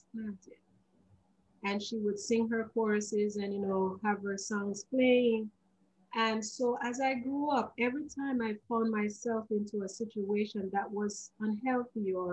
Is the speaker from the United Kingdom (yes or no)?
no; Jamaica; as a young girl growing up in Jamaica and as a teenager